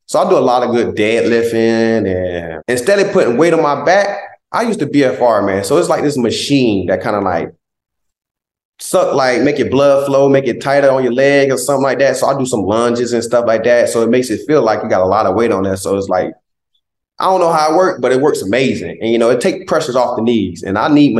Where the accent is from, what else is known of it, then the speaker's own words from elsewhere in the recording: Southeast Georgia, United States; moved away; He's one of our biggest role models in Southeast Georgia.